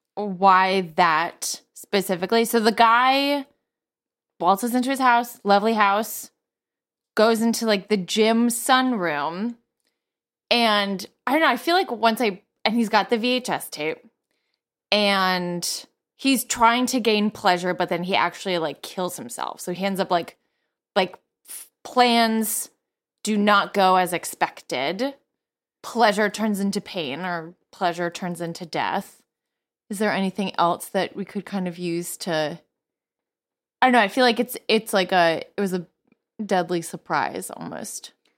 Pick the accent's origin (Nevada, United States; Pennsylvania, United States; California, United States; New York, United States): New York, United States; near Crossgates mall; the mall in, close to my hometown